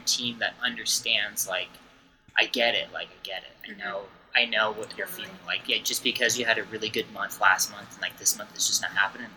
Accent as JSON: {"language": "English", "town": "Los Angeles", "region": "California", "country": "United States", "said": "I'm from California, like, LA County here"}